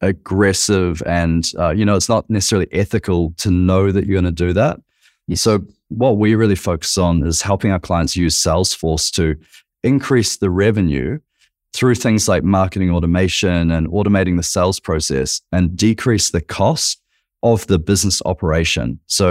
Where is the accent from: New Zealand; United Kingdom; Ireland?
New Zealand; now in Australia; I'm a Kiwi.